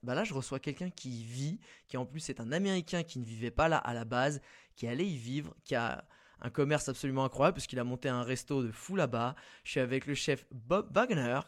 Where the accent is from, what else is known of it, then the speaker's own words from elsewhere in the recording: France; nous, en tant que Français